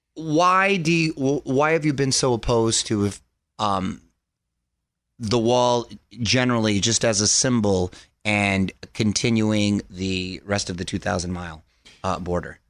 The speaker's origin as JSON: {"language": "English", "town": "Chula Vista", "region": "California", "country": "United States", "tie": "born or raised there", "said": "I was a border kid. I grew up in Chula"}